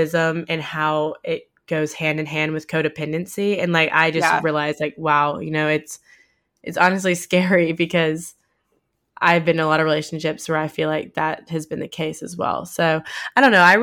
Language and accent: English; the South, United States; growing up in the South